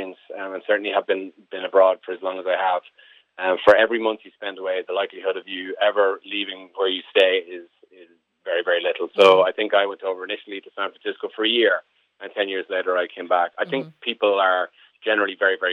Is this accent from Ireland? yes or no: yes; Termonfeckin, Leinster, Ireland; I'm from Termonfeckin